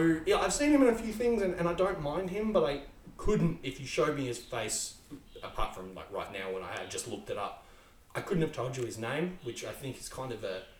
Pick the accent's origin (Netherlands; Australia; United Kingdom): Australia; But as an Australian, I really enjoyed the fact that there were Australian teams